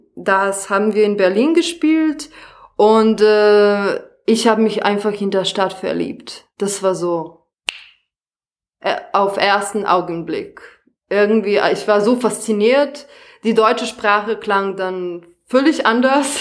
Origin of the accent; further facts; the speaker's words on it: Serbia; German is a second language; moved away as an adult; now in Germany; ich komme ursprünglich aus Serbien